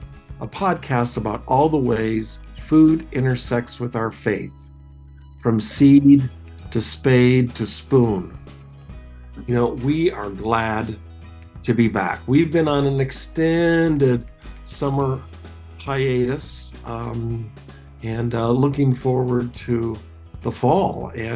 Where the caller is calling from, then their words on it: Roslyn, Washington, United States; Cascade Mountains in a little town called Roslyn, where Northern Exposure was filmed.